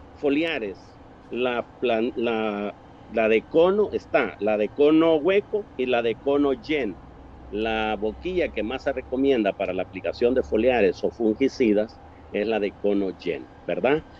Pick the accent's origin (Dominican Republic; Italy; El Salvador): El Salvador; mi país, El Salvador